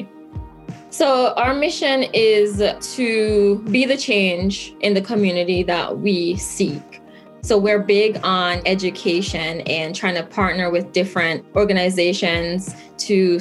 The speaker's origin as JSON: {"language": "English", "town": "Kingston", "country": "Jamaica", "tie": "born or raised there", "moved": "yes", "lives_now": "Albany, United States", "said": "I grew up in Kingston, Jamaica"}